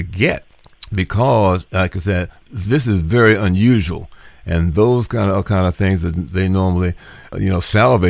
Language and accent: English; Washington, District of Columbia, United States; now in North Carolina, United States; my hometown is Washington, D.C., so even though I'm in North Carolina now